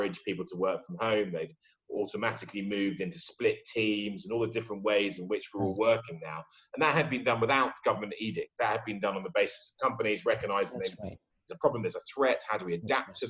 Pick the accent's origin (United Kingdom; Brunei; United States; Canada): United Kingdom; I'm British